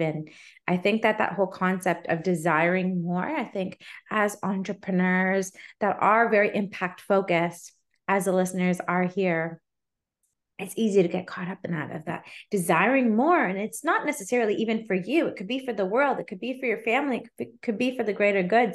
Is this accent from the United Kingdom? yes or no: no; Canada; as a Canadian